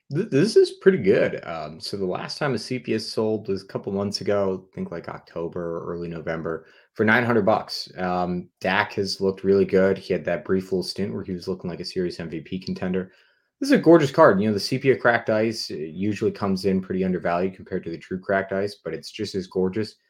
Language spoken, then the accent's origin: English; New England, United States; I'm from New England